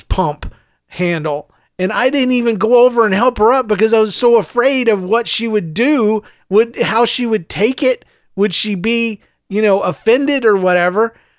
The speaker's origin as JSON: {"language": "English", "region": "the South", "country": "United States", "tie": "born or raised there", "also_born_or_lived": "Saint Louis", "moved": "yes", "lives_now": "St. Louis, United States", "said": "I was raised in the South and I was raised in a smaller town, s, a couple of smaller towns, actually"}